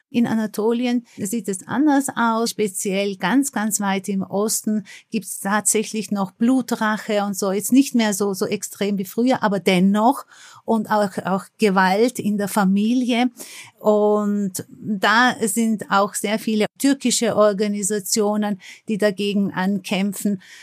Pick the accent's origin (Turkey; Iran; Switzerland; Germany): Turkey; Istanbul; now in Austria; Ich bin ja in Istanbul geboren und deswegen habe ich eine direkte Verbindung zu Istanbul, habe meine Wurzeln dort